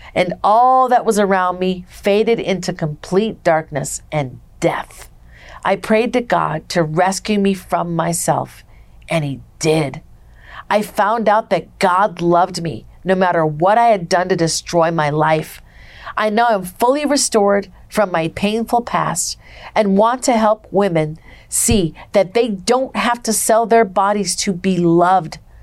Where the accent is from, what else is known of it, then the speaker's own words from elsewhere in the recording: Minnesota, United States; now in Las Vegas, United States; I'm from Minnesota. I came from a family where my dad was an alcoholic